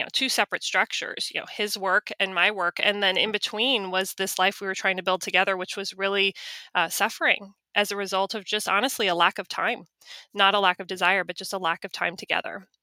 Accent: Charlotte, North Carolina, United States; I worked for a, a large law firm in my hometown, in my town of Charlotte.

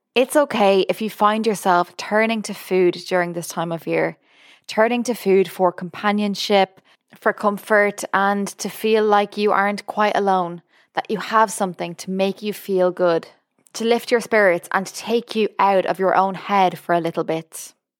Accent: Ireland; moved away as an adult; now in United States; I'm Irish. I've only lived in America for over a year

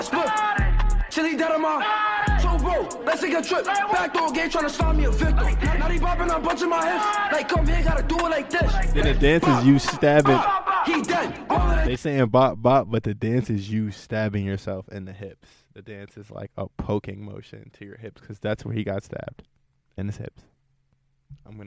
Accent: New York, United States; moved away; also born or lived in Johnstown; I'm from New York, but I'm from New York

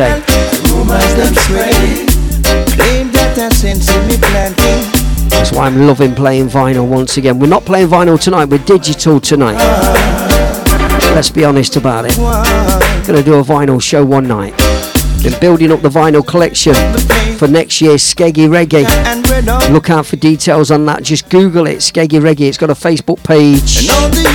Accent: Midlands, United Kingdom; I'm from the Midlands

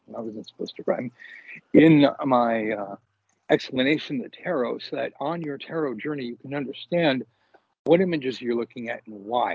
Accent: Los Angeles, California, United States; I grew up in Los Angeles

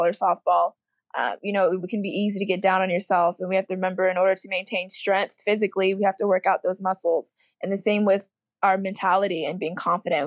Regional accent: Oldsmar, Florida, United States; I grew up in Tampa, Florida, or Oldsmar, Florida, which is really a suburb of Tampa

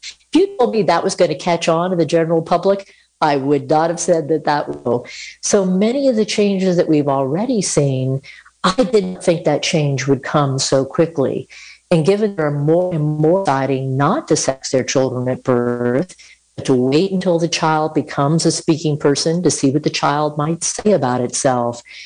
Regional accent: Connecticut, United States; moved away as an adult; now in Utah, United States; I grew up on the East Coast in Connecticut

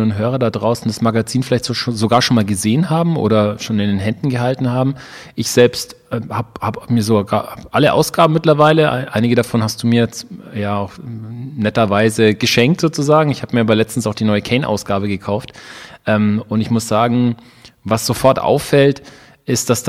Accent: Ansbach, Bavaria, Germany; da war von, von Ansbach aus, wo ich aufgewachsen bin, war Stuttgart relativ nah.

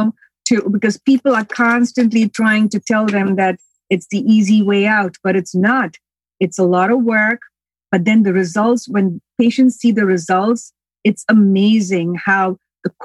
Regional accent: India; also born or lived in United States; now in Long Island, United States; I was born here, but I went back to India and I grew up there.

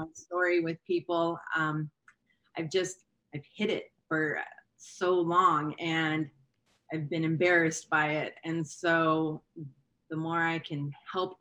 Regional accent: Hawaii, United States; moved away; also born or lived in California; I grew up in Hawaii

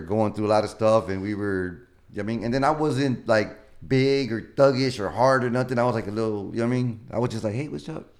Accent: Houston, Texas, United States; I grew up in Denver Harbor

